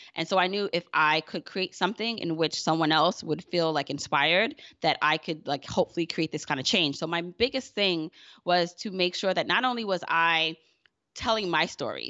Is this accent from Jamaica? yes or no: yes; Jamaica; I'm Jamaican